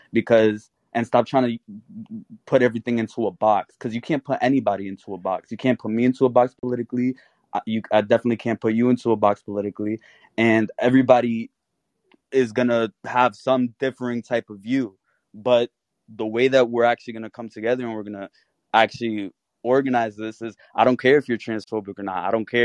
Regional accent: New York, United States; I'm from New York

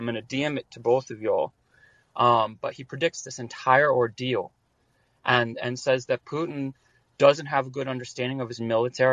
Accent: United States; also born or lived in Kyiv, Ukraine; I'm from the United States

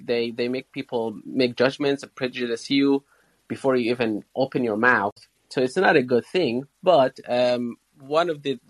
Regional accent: Syria; now in United Kingdom; I'm from Syria. I'm a refugee.

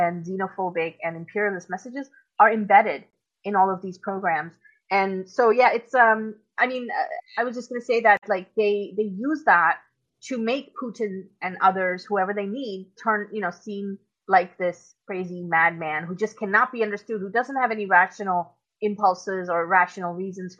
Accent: Pakistan; moved away; I'm originally from Pakistan. If anybody doesn't know, I was born and grew up there for my first part of my life

